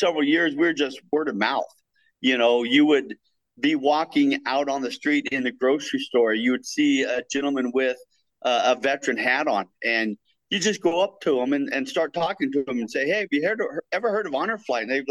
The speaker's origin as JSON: {"language": "English", "town": "Templeton", "region": "California", "country": "United States", "tie": "born or raised there", "said": "I was raised here in Templeton. I've been in Templeton 57 years"}